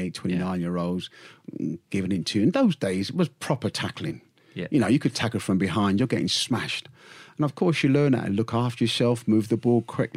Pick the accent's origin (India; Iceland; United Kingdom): United Kingdom; London; moved away as an adult; also born or lived in West Bromwich; I'm a Londoner